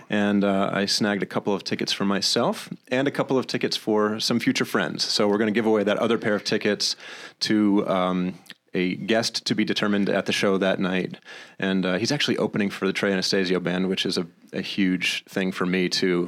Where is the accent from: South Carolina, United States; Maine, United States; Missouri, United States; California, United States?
Maine, United States; now in Rochester, United States; I was raised in Maine, not by bears, but by good, uh, good Christian people